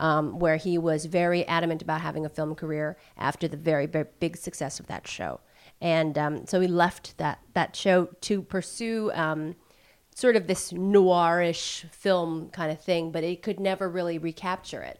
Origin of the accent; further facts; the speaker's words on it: United States; seal my fate as an American